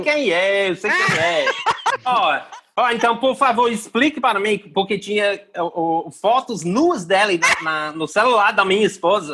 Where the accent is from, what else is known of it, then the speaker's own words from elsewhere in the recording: England, United Kingdom; Portuguese is a second language; moved away as an adult; now in Ceará, Brazil; eu sou inglês